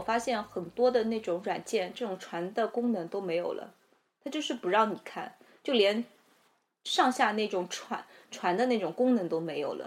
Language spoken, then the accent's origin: Chinese; Shanghai, China; 我们上海人